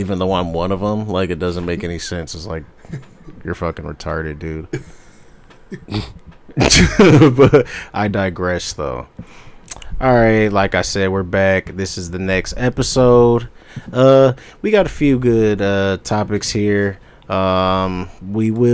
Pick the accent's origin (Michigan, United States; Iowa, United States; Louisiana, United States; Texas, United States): Michigan, United States; Ann Arbor; also born or lived in Ypsilanti; I'm born and raised Ann Arbor, Ypsilanti